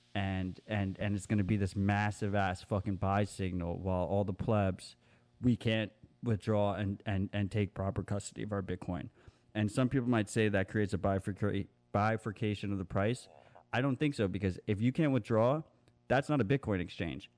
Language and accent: English; United States; as an American